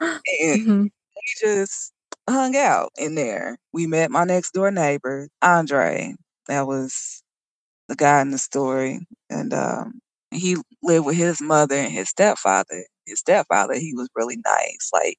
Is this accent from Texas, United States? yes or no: yes; Texas, United States; born or raised there; also born or lived in Indianapolis / Colorado